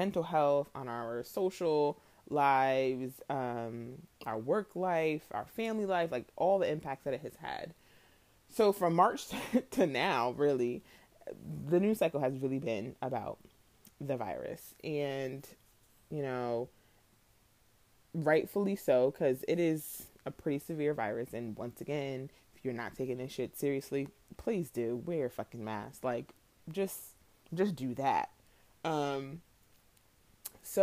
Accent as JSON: {"language": "English", "region": "New York", "country": "United States", "said": "I'm from New York"}